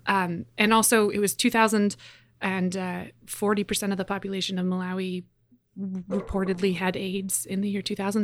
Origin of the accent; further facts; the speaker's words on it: Edmonton, Alberta, Canada; I'm from Edmonton, Alberta. I grew up attending a Christian Reformed church